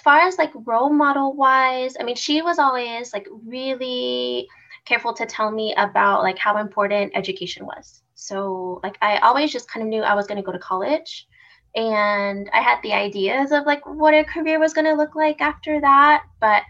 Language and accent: English; Houston, Texas, United States; I am a Houston native, born and raised in Houston